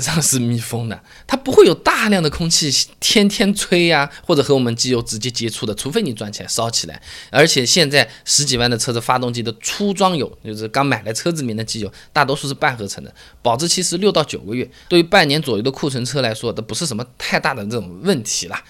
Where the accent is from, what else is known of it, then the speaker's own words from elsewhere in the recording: Hangzhou, Zhejiang, China; 我老家在杭州最有名的就是全国最有名的服装市场，四季青服装市场